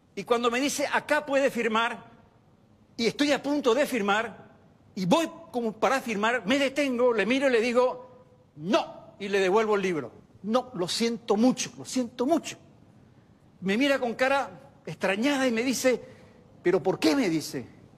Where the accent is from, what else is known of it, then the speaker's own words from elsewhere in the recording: Paraguay; yo era paraguayo